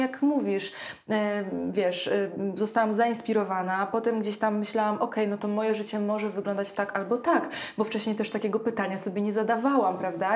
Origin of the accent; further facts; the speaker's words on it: Ełk, Warmian-Masurian Voivodeship, Poland; moved away as an adult; now in Warsaw, Poland; ja też pochodzę z małego e, miasta, z Ełku